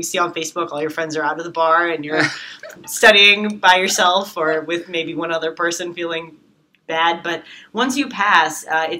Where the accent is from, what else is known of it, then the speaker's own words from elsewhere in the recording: New York City, New York, United States; I'm a New Yorker, so just like a lot of the kids that go to Baruch, I grew up in Manhattan